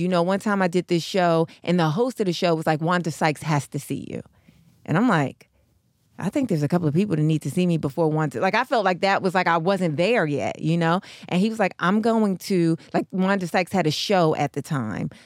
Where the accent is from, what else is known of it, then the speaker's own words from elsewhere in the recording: New York, United States; now in Los Angeles, United States; I'm from New York